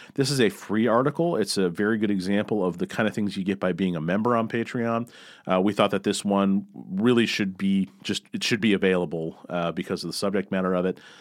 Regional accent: Missouri, United States; I grew up in Missouri

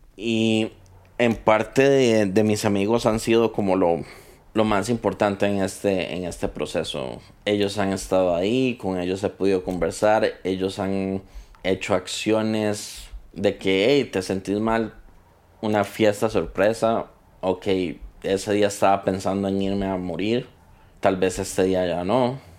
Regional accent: Costa Rica; Soy costarricense

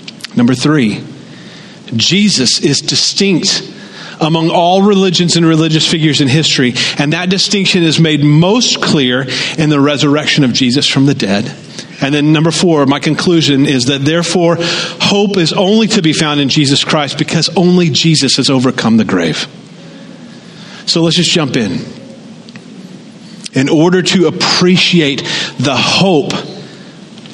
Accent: the South, United States; moved away as an adult; now in Pacific Northwest, United States; I grew up in the South

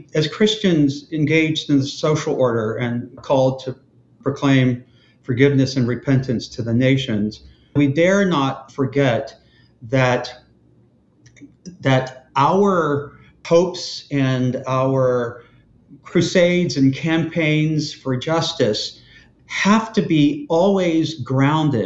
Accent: Mississippi, United States; I came of age in a small Mississippi town during the sort of most cataclysmic years of the civil rights movement

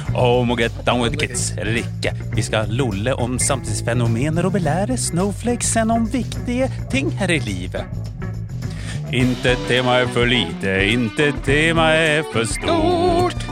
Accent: Sweden; Norwegian is a second language; now in Norway; som svensk

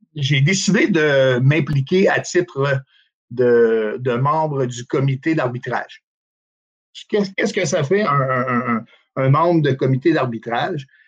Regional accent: Outaouais, Quebec, Canada; je suis originaire de l'Outaouais

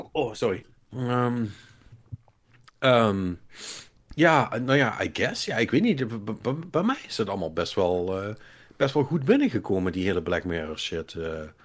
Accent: Limburg, Netherlands; als Limburgers

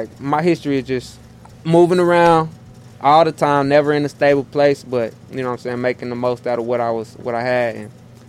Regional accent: Tulsa, Oklahoma, United States; I'm Tulsa.

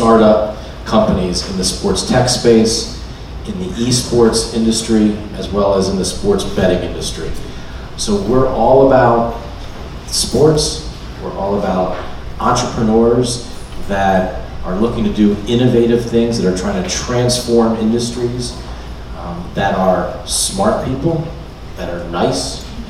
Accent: Wilmington, Delaware, United States; growing up in Wilmington, Delaware, I had a great opportunity to play

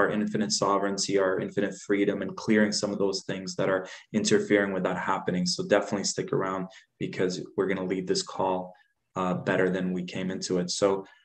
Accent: Dubai, United Arab Emirates; also born or lived in Jordan; So I was born in Jordan, left there when I was four. We we went to this place at that time. It wasn't what it is today. It was an up and coming place called Dubai

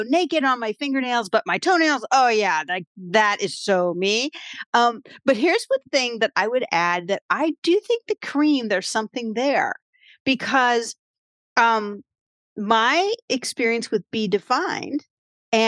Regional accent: Williamsburg, Virginia, United States; moved away; moved back to my hometown of Williamsburg, Virginia

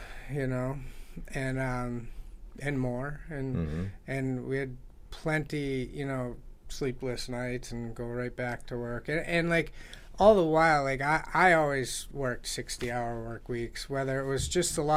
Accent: Easthampton, Massachusetts, United States; also born or lived in Providence, Rhode Island / Putney, Vermont; Born and raised in East Hampton

